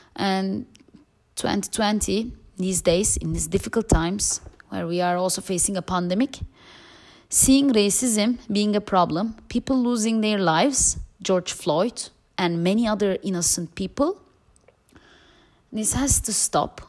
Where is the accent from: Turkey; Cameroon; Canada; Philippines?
Turkey; moved away as an adult; now in Amsterdam, Netherlands; I grew up in Turkey